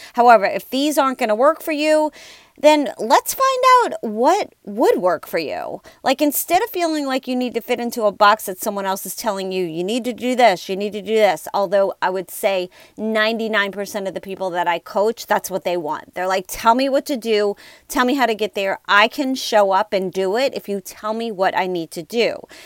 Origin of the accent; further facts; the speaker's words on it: New Orleans, Louisiana, United States; I am from New Orleans, and I live in an area that this is very challenging time of year